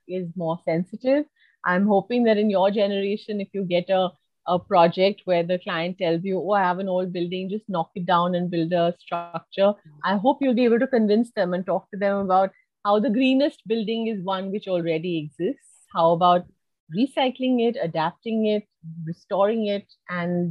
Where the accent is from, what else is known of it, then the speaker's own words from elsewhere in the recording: India; as Indian conservation architects